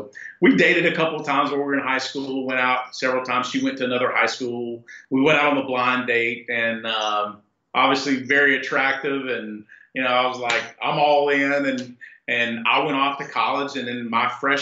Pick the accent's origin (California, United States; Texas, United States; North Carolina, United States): North Carolina, United States; growing up in North Carolina before the Carolina Panthers